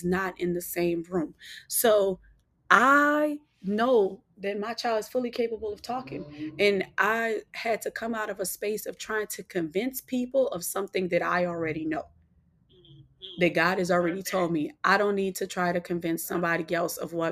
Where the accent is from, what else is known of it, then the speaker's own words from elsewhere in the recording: New Orleans, Louisiana, United States; I'm from New Orleans